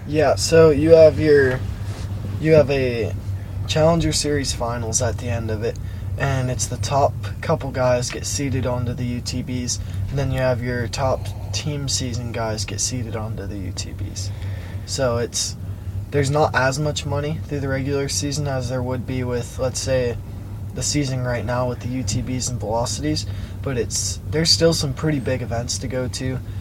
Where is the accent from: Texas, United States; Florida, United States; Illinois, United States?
Illinois, United States; Chicago; when I was in uh, Chicago at the UTB